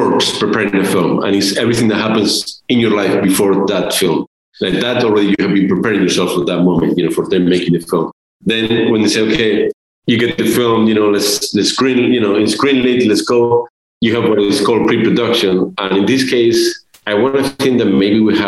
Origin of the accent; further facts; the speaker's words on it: Spain; moved away; I'm from Spain